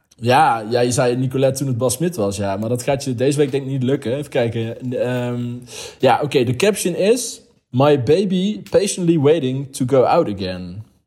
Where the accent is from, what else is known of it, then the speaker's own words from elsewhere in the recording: Heesch, North Brabant, Netherlands; Ik kom uit Hees, dat ligt onder Os.